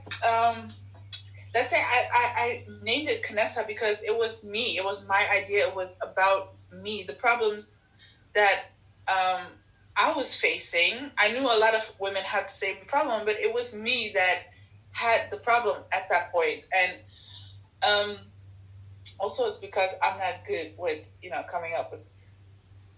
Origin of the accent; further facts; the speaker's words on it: Netherlands; also born or lived in Ethiopia; I came to the Netherlands when I was 3 years old